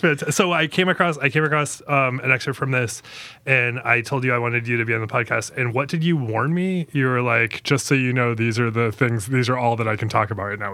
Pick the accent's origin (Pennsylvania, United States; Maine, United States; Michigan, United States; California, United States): Maine, United States; I'm from Maine.